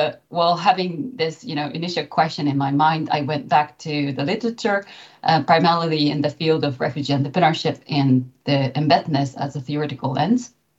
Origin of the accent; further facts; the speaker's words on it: Japan; now in Germany; So I came from Japan, and I've been living in Germany for nearly 15 years.